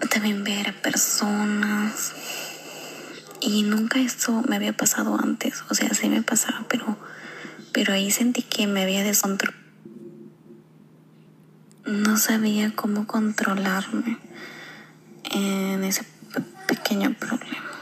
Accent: Peru; Soy de Perú.

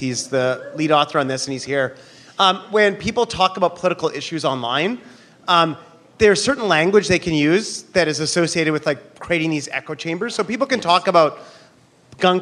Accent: Canada; now in New York, United States; I'm from Canada

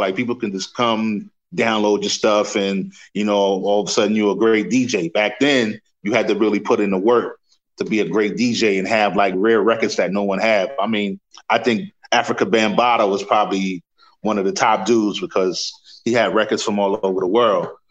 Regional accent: New York City, New York, United States; I grew up in Queens

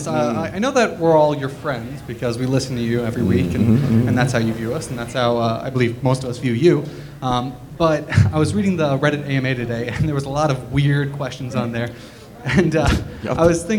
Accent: Merrick, New York, United States; I'm originally from Long Island.

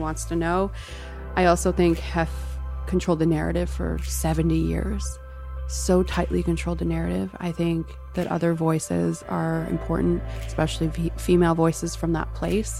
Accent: San Diego, California, United States; I'm from San Diego

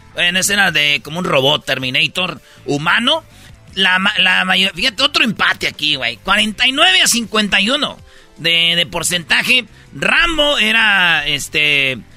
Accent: Michoacán, Mexico; somos de Michoacán

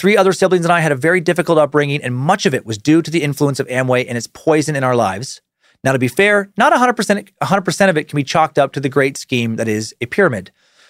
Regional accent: Michigan, United States; I grew up in Michigan, so both my parents became eager participants in this absolute garbage back in the 70s before I was born.

